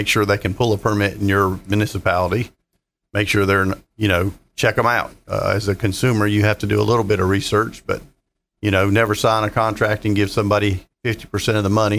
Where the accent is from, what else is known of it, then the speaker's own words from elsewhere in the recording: North Carolina, United States; moved away; I'm from North Carolina